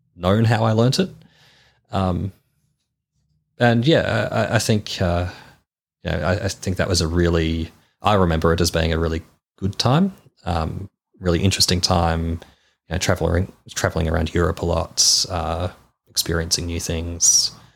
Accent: Melbourne, Victoria, Australia; I was born in Melbourne.

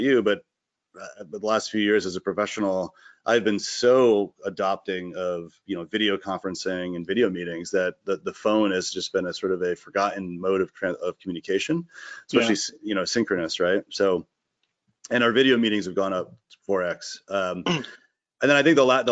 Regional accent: Connecticut, United States; moved away as an adult; also born or lived in Boston / Dorchester; now in Vermont, United States; I'm from Connecticut originally, and then I went to school in Boston and was there until this year. So sort of 20 years in Connecticut, 20 years in Boston

